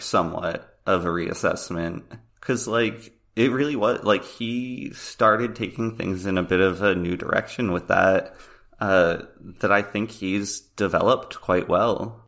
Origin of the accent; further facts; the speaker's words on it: Pennsylvania, United States; I'm from Pennsylvania